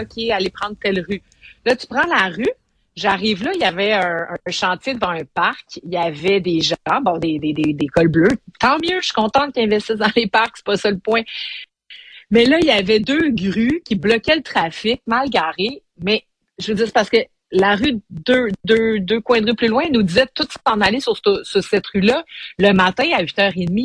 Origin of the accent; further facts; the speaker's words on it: Montreal, Quebec, Canada; on est Montréalais